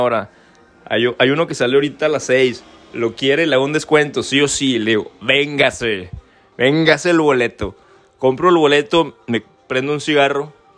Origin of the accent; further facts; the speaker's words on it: Torreón, Coahuila, Mexico; moved away as an adult; yo soy de Torreón